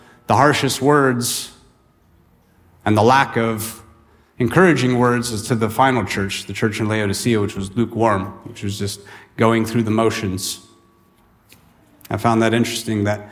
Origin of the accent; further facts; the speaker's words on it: the Sierras, California, United States; I grew up in the Sierras, you know, it would get hot, triple digits, and the river that I went to was fed by the glacier out of Yosemite, in the Merced River